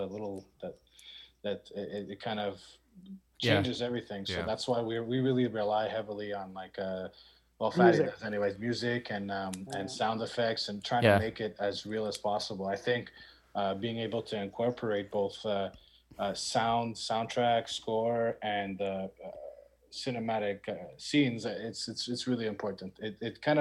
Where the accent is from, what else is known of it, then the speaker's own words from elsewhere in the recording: Montreal, Quebec, Canada; I was born and raised in Montreal